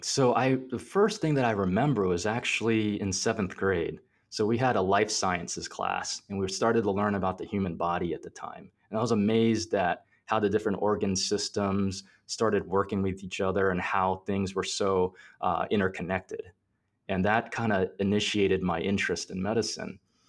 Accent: Plant City, Florida, United States; also born or lived in New York, United States; And I was born in New York. They came over and they're citizens of the United States and everything like that now. Once I actually grew up in Plant City, which is a really small town in Florida.

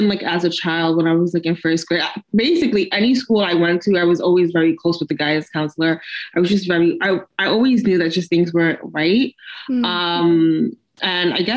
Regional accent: New York City, New York, United States; I grew up basically in New York City

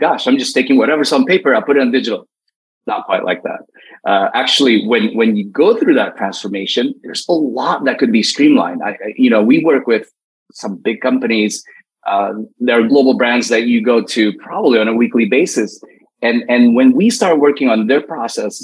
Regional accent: United States; as an American

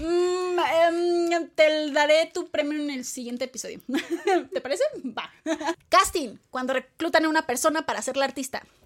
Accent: Mexico; los mexicanos y latinos adoptamos

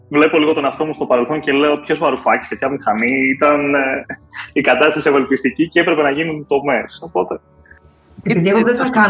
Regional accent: Greece; moved away as an adult; θα έλεγα ότι και ένα από του λόγου που έφυγα από την Ελλάδα ήταν ότι δεν ήθελα σε καμία περίπτωση να πέσω στην ανάγκη του δημοσίου κατά κάποιο τρόπο.

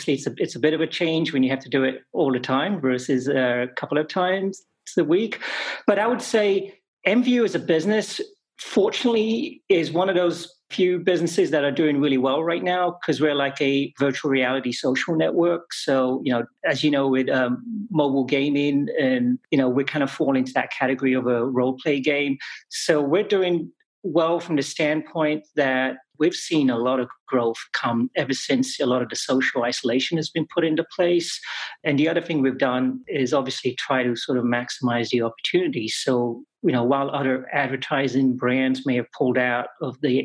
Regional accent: England, United Kingdom; moved away as an adult; I grew up in England for the most part

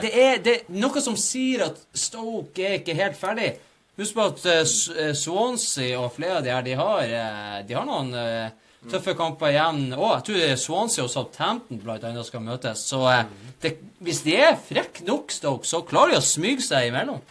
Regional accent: Bodø, Nordland, Norway; vi er fra Bodø

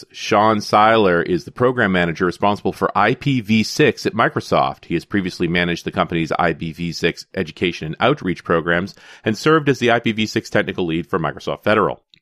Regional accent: Canada; even though I'm a Canadian and we're a little more casual on the patriotic side of things

